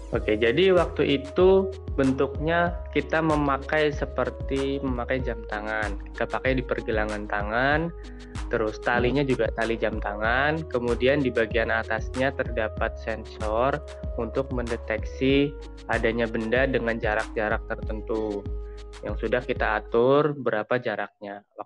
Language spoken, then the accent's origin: Indonesian; Ciamis, West Java, Indonesia; Saya asalnya dari Ciamis, Jawa Barat.